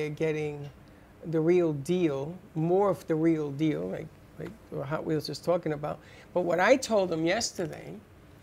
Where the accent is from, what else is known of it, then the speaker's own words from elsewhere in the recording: New York City, New York, United States; I'm a kid from the Bronx. I grew up in the Bronx